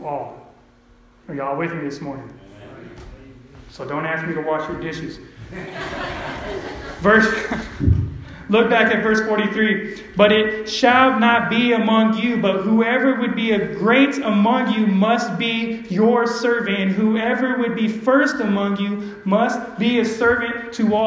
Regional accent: Empire, California, United States; I'm from Empire

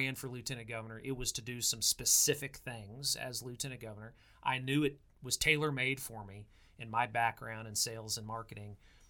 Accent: Oklahoma, United States; when they found out I was from Oklahoma, they would say Boomer Sooner.

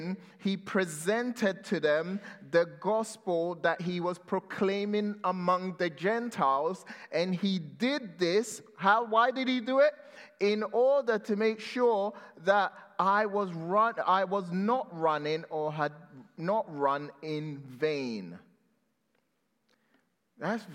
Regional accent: London, United Kingdom; growing up in London

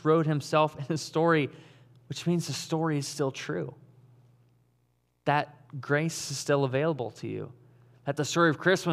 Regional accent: Caledonia, Michigan, United States; moved away as an adult; also born or lived in Auckland, New Zealand; I grew up in West Michigan. I grew up in Caledonia.

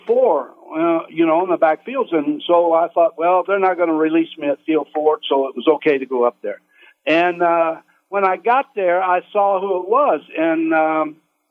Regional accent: United States; also born or lived in Kansas City; I grew up in the Kansas City area in a little farming community southeast there

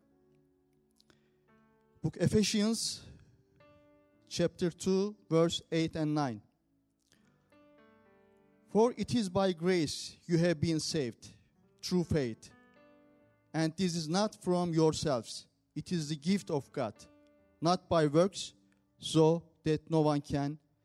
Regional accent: Turkey; first language Turkish; English is a second language; moved away; I am from Turkey.

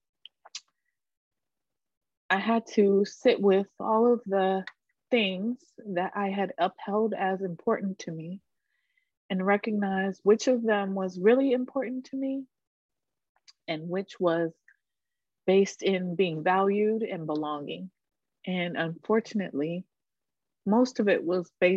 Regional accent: Charlotte, North Carolina, United States; now in Jersey City, United States; I was born and raised on Catawba and Sugary Land in what is known as Charlotte, North Carolina

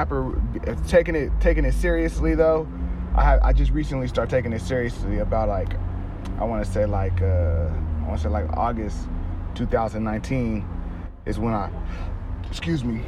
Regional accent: San Diego, California, United States; Yeah, I'm from San Diego. I grew up off of 30th and Clay Street.

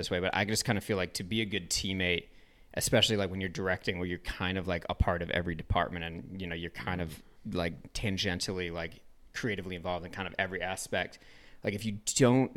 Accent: Ann Arbor, Michigan, United States; I grew up in Ann Arbor, Michigan

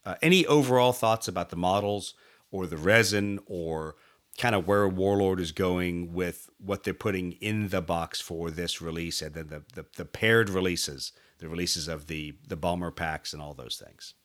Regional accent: United States; me as an American with all my baggage

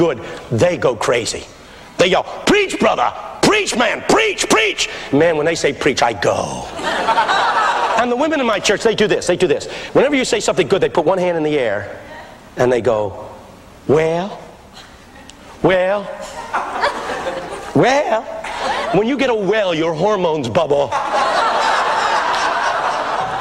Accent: Philadelphia, Pennsylvania, United States; I grew up in West Philadelphia

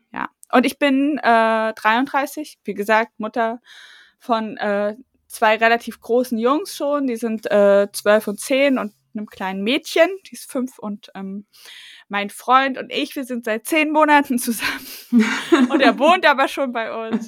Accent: East Germany, Germany; ich bin ja Ossi und ich bin ja. 88 geboren

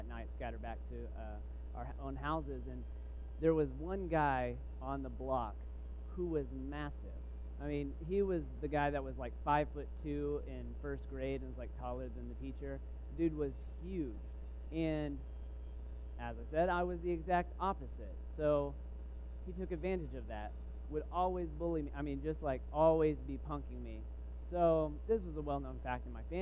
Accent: Waco, Texas, United States; I grew up in Texas

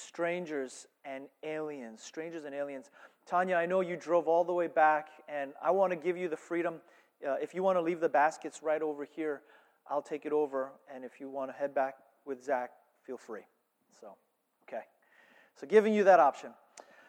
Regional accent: United States; I'm American

